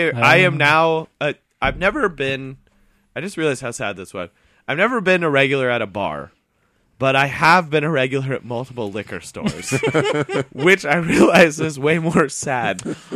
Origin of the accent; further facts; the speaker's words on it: Indiana, United States; I'm from Indiana.